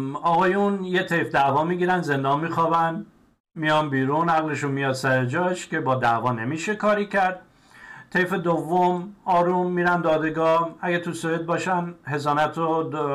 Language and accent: Persian; Iran; moved away; من هم ایرانی هستم